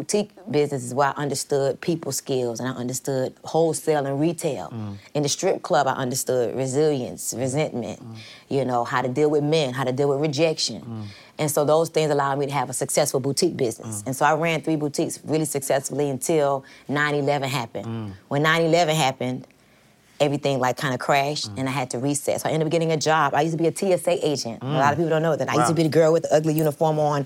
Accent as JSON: {"language": "English", "town": "Miami", "region": "Florida", "country": "United States", "tie": "born or raised there", "also_born_or_lived": "New York / New Orleans", "moved": "as an adult", "lives_now": "Atlanta, United States"}